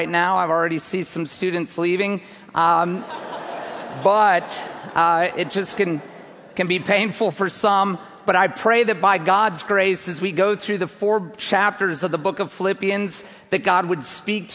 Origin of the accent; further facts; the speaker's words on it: United States; I hail from the United States of America.